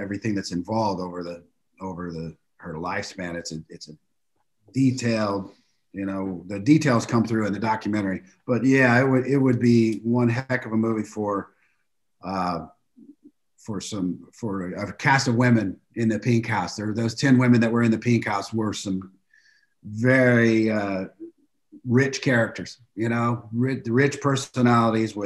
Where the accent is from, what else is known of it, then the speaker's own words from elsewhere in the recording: Mission, Kansas, United States; moved away as an adult; also born or lived in Los Angeles; I'm from Kansas City, born and raised in Mission, Kansas.